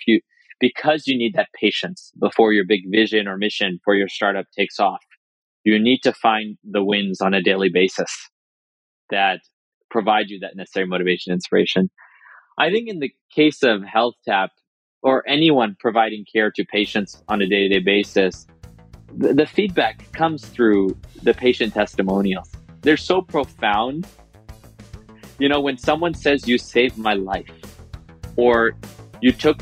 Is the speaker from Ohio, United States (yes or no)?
no; New York, United States; also born or lived in India; I was born in India and moved to this country when I was 2 years old, living in New York